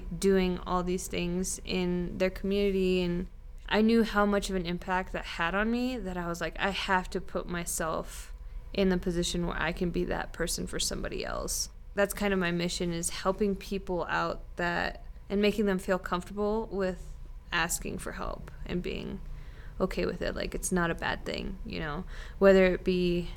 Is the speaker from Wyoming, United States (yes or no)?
yes; Sheridan, Wyoming, United States; now in Laramie, United States; I'm from Sheridan, Wyoming.